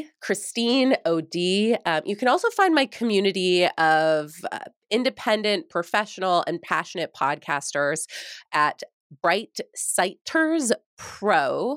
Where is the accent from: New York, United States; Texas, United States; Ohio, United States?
New York, United States; because I came from New York, and when I first was being recruited to the University of Minnesota, I was like, psh, what's there?